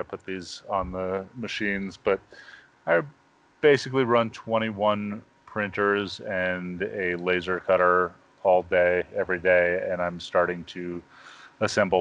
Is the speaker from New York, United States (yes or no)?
yes; New York, United States; I grew up in New York.